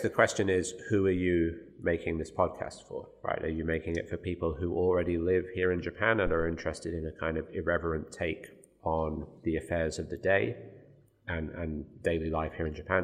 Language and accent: English; Birmingham, West Midlands, United Kingdom; moved away; my hometown of Birmingham